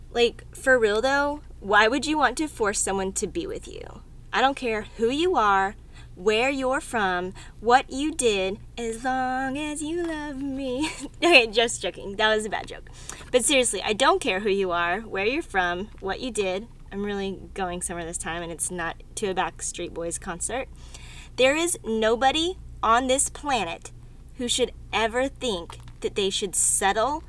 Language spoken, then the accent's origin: English; Texas, United States; I'm from Texas